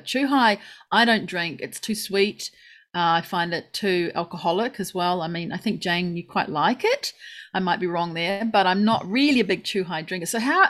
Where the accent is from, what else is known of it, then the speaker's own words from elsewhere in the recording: South Island, New Zealand; now in Japan; I'm a Kiwi, I know, but I'm a South Islander.